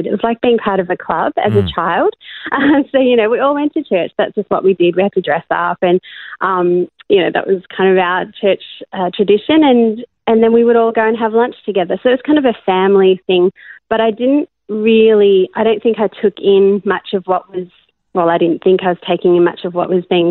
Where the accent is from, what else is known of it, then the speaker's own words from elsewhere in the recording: Australia; also born or lived in Cape Town, South Africa; now in Melbourne, Australia; I was born in Cape Town in South Africa, and my family moved over to Australia when I was about 9